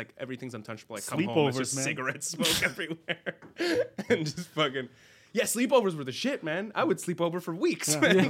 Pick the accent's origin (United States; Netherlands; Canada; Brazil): Canada; Montreal, Quebec; moved away as an adult; also born or lived in Korea; now in South Korea; I grew up in the West Island, man.